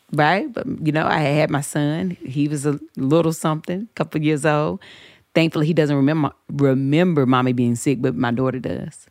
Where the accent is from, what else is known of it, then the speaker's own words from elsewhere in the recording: the South, United States; I grew up in the South.